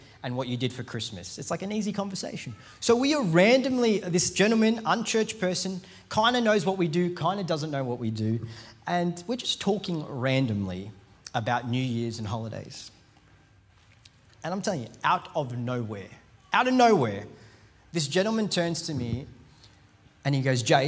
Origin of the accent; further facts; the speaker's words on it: India; I'm Indian